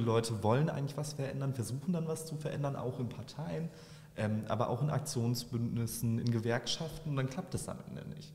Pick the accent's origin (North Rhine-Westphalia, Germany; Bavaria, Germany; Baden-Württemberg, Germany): North Rhine-Westphalia, Germany; Bochum; Ich bin in Wattenscheid aufgewachsen